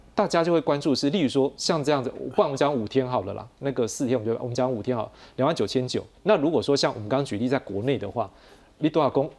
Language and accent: Chinese; Taiwan; 我们台湾人蛮喜欢去日本